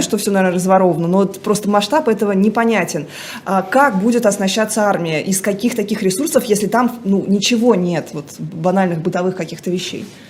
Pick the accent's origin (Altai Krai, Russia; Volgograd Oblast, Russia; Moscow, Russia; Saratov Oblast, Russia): Saratov Oblast, Russia; Saratov; в Саратове, в моем родном городе